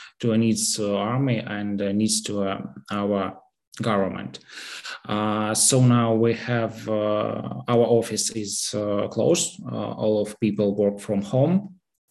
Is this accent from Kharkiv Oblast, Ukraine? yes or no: no; Kyiv, Ukraine; my ex HR manager in Kyiv, I'm from Kyiv